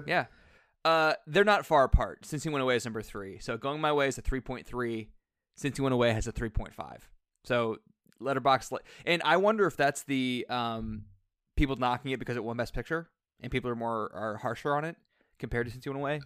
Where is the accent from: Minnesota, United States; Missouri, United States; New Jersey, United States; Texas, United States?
Missouri, United States; St. Louis; we're all from Saint Louis